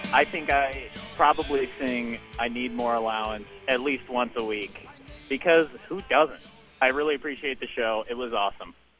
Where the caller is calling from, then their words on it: Omaha, Nebraska, United States; I'm calling from Omaha, Nebraska